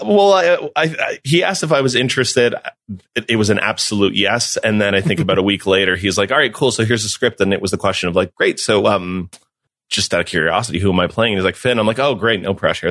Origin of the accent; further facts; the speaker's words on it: Mexico; moved away; I grew up in Mexico